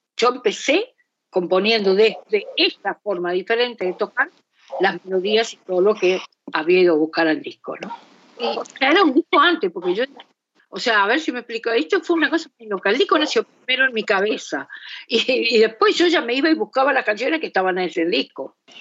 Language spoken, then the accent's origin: Spanish; Esteros del Iberá, Corrientes, Argentina; now in Buenos Aires, Argentina; a los esteros de Liberá, eh, en donde yo pasé muchos años de mi infancia y mi adolescencia